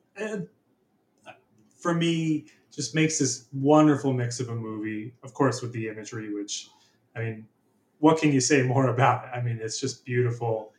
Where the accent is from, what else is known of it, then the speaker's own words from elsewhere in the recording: Philadelphia, Pennsylvania, United States; also born or lived in San Francisco; now in British Columbia, Canada; I'm from Philadelphia, Pennsylvania